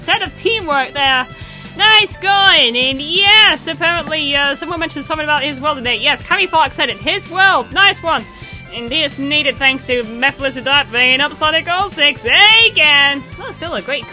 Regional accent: United Kingdom; we're British ourselves here at Radio Sega

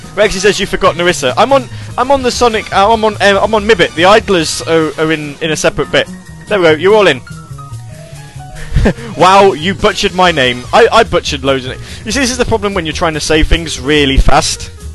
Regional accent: United Kingdom; accent: British; I'm a British guy

